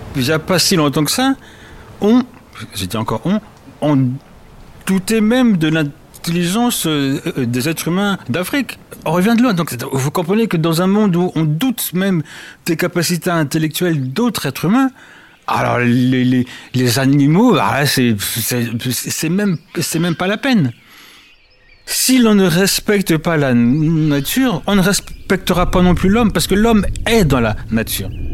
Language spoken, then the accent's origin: French; Paris suburbs, Île-de-France, France; also born or lived in Congo / Berlin; Je suis né au Congo que j'ai quitté à l'âge de 4 ans. Je me suis installé, enfin ma famille c'est installé euh, dans ce qu'on appelle la banlieue parisienne. J'ai grandi, j'ai fait mes études à Paris